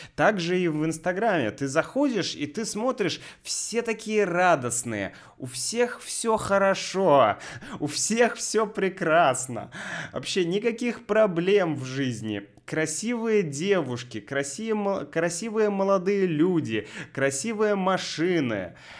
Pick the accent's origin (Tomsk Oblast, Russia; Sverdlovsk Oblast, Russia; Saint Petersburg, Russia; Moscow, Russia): Saint Petersburg, Russia; moved away as an adult; now in Sevastopol; мой родной город Санкт-Петербург